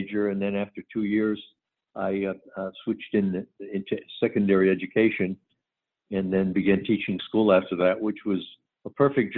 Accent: Northeastern Pennsylvania, United States; moved away as an adult; also born or lived in New Jersey / Florida / Los Angeles / Palm Springs; now in La Mesa, United States; originally from Northeastern Pennsylvania. Started out, went to college there, taught school in Pennsylvania

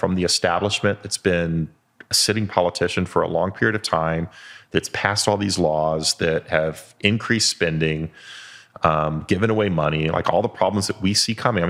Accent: United Kingdom; As a Brit, it looks very similar to Parliament.

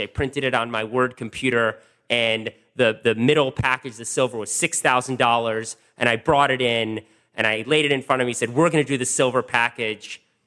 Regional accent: Washington, District of Columbia, United States; also born or lived in Wisconsin; I grew up in Washington, D C, literally in the city.

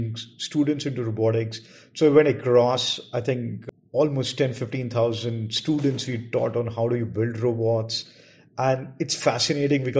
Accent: New Delhi, Delhi, India; I grew up and studied in New Delhi.

